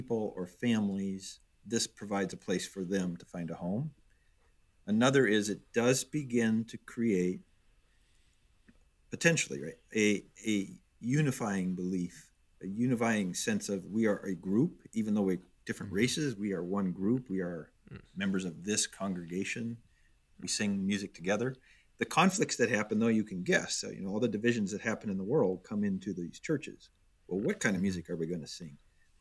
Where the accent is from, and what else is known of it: Minnesota, United States; born or raised there; moved away as an adult; also born or lived in Detroit, Michigan; now in Chicago, United States